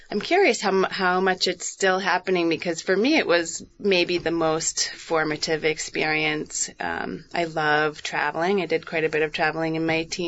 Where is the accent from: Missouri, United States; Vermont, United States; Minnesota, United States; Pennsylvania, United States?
Vermont, United States; Moretown; Growing up in Moortown